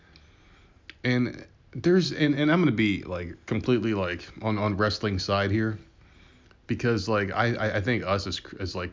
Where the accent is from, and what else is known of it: New Jersey, United States